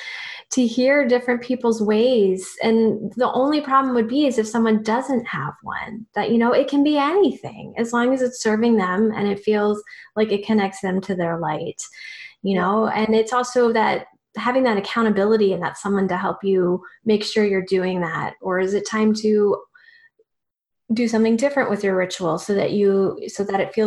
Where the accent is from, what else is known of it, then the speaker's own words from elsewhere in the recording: Virginia Beach, Virginia, United States; moved away; I'm also originally from Virginia Beach.